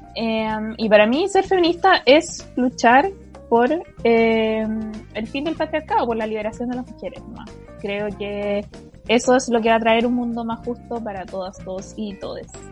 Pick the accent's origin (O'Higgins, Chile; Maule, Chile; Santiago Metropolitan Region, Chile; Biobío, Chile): O'Higgins, Chile; Chimbarongo; moved away; como soy de región, originalmente soy de Chimbarongo